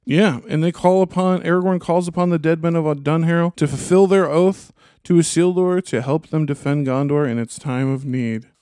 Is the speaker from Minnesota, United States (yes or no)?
yes; Minnesota, United States; as a Minnesotan